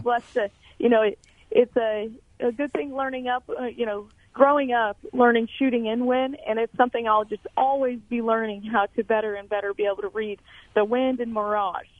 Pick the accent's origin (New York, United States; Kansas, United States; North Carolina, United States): Kansas, United States; Emporia; I am from Emporia, Kansas, born and raised